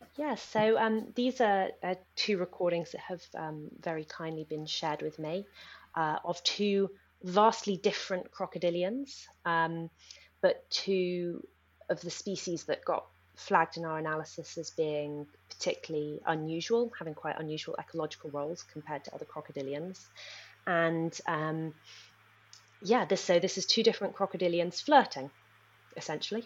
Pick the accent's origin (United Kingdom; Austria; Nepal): Nepal; moved away; I grew up in Nepal